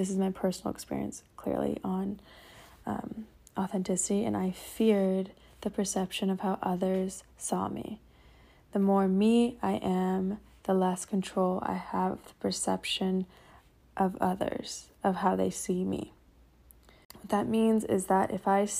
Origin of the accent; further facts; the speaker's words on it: Seattle, Washington, United States; moved away; I'm here in Seattle, back in my hometown